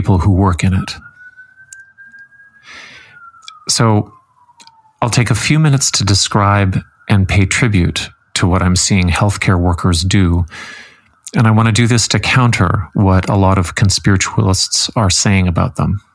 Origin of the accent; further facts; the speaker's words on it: Canada; as a Canadian